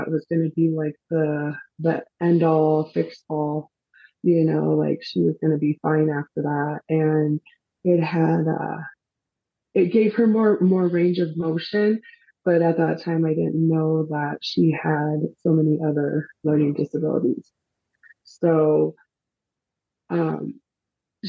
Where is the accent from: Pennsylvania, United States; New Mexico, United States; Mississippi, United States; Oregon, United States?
New Mexico, United States; Albuquerque; I am from Albuquerque, New Mexico